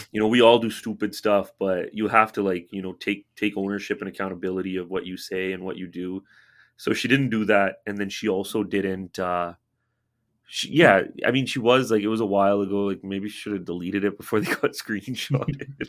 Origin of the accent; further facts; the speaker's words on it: Canada; I'm born in Canada